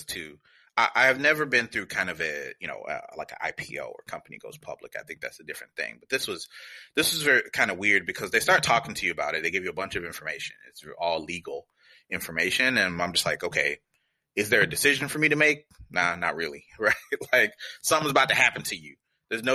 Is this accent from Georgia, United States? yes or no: yes; Atlanta, Georgia, United States; moved away as an adult; also born or lived in Washington, D.C.; now in San Francisco, United States; I grew up outside of Atlanta, Georgia